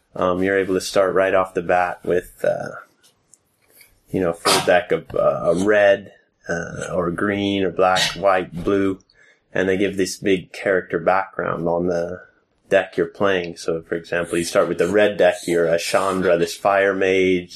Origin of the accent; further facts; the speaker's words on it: Seattle, Washington, United States; now in Sweden; growing up in Seattle, my older brothers played uh, Dungeons and Dragons